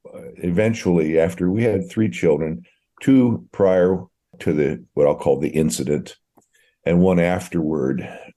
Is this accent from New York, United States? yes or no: no; Monterey County, Central Coast, California, United States; moved away; also born or lived in Hood River, Oregon / Sacramento, California / Hermiston, Oregon; I was transplanted at a young age to California and kind of grew up in the Central Coast in the Monterey County area, south of that San Francisco Bay area, and had a lot of career in Sacramento.